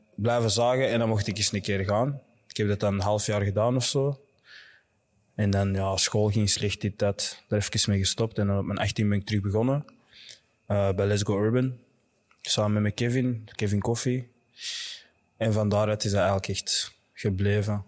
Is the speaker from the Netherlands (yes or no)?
no; Nijlen and Antwerp, Flanders, Belgium; ik ben deels opgegroeid in uh, Nijlen en deels in Antwerpen